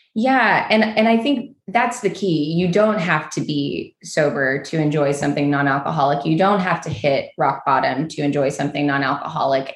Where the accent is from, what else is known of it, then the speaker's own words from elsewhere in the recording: Kentucky, United States; moved away as an adult; also born or lived in New York; I moved back home to Kentucky from New York.